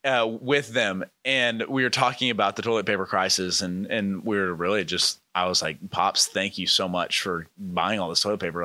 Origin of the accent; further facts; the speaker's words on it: Dallas, Texas, United States; I'm from Dallas.